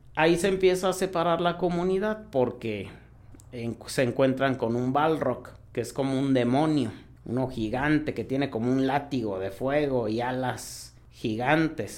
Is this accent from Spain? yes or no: no; Mexico; also born or lived in Hidalgo; los que somos de México